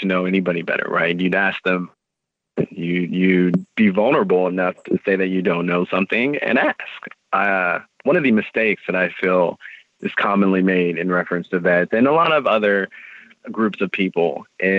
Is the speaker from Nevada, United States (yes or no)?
no; California, United States; being a Californian